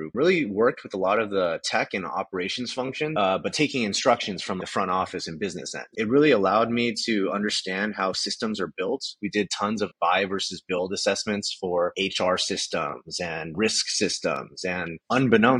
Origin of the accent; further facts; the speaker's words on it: Southern California, United States; growing up in Southern California in a very Asian household